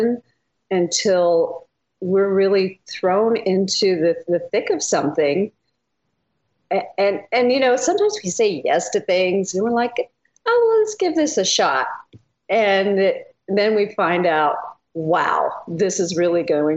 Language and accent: English; Texas, United States; moved away; also born or lived in Idaho; I grew up in Texas